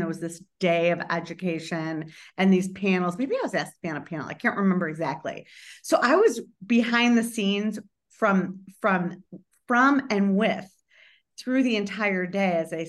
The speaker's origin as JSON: {"language": "English", "town": "Chicago", "region": "Illinois", "country": "United States", "tie": "born or raised there", "said": "as a Chicagoan born and raised"}